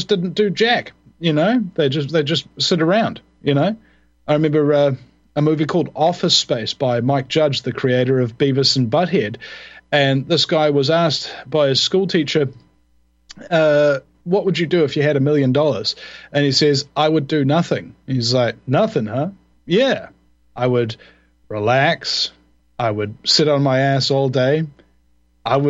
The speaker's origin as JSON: {"language": "English", "country": "New Zealand", "said": "I'm the Kiwi who has the US talk radio show"}